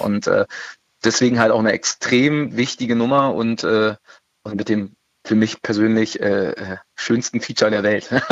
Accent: Berlin, Germany; ich bin ja auch geborener Berliner

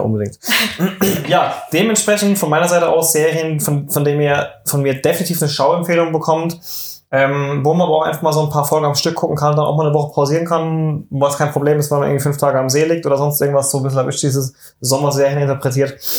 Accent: Germany; wir sind Deutsche

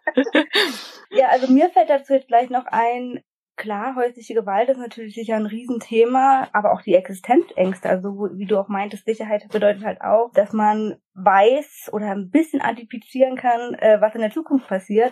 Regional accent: Brandenburg, Germany; ich komme aus Brandenburg

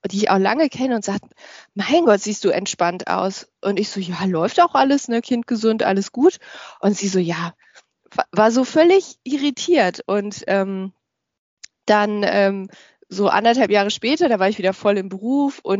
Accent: Düsseldorf, North Rhine-Westphalia, Germany; born there; ich äh, bin gebürtig aus Düsseldorf und ich lebe auch in Düsseldorf ähm, in Deutschland. Ähm, bin also sehr heimatverbunden.

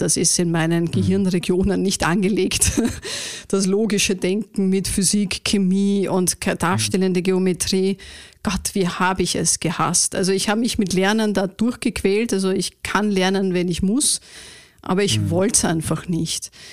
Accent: Vienna, Austria; ich bin eine waschechte Wienerin tatsächlich

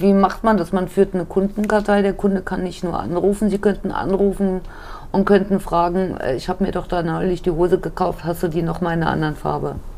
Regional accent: Wiesbaden, Hesse, Germany; moved away as an adult; also born or lived in Munich; bin wieder nach Hause gegangen nach zehn Jahren. Ja. Bin als gebürtiges Urgespinst wieder nach Wiesbaden gekommen

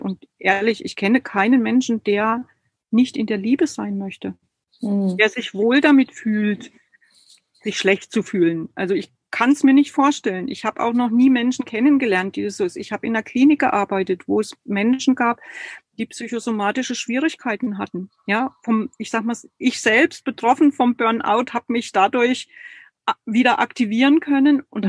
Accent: Germany; Ich bin total atheistisch aufgewachsen in der DDR

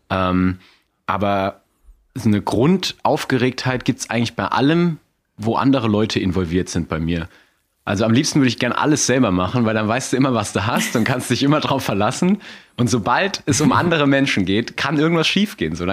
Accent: Saarland, Germany; ich war, ich bin ja Saarländer, gebürtiger.

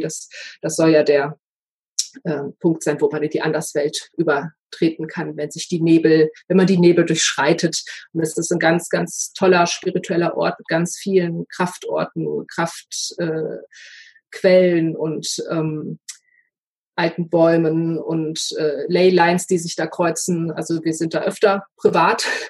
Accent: Ruhr area, North Rhine-Westphalia, Germany; Ich komme ja aus dem Ruhrgebiet

